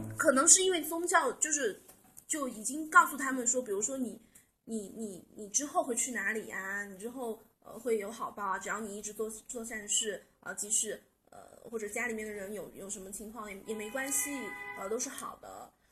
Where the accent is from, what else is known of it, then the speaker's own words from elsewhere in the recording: China; 我们中国人去那边都是去 去寺庙里面拜